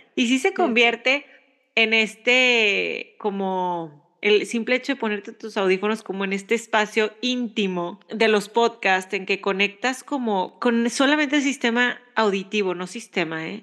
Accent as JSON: {"language": "Spanish", "country": "Mexico", "moved": "yes", "lives_now": "United States"}